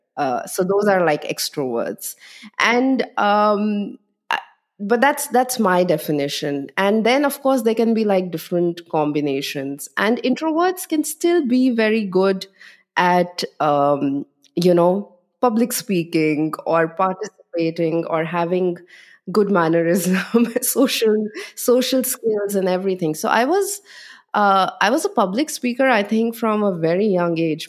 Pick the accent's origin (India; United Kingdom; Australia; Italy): India; Delhi; moved away as an adult; also born or lived in Chandigarh; now in Berlin, Germany; most of my life was in Delhi, but my father was in a transferable job